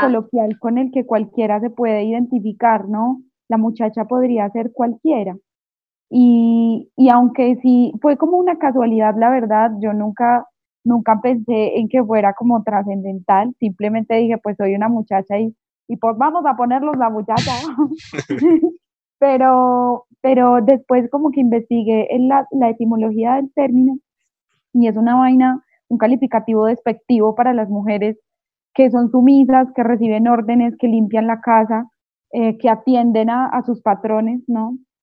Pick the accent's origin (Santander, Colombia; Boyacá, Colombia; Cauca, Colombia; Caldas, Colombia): Caldas, Colombia; Manizales; also born or lived in Mexico City, Mexico; now in Bogotá, Colombia; Yo soy de Manizales, que es una ciudad pequeñita